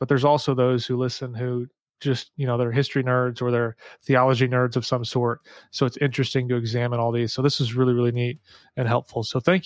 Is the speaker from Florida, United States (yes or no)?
no; St. Louis, Missouri, United States; I'm from St. Louis.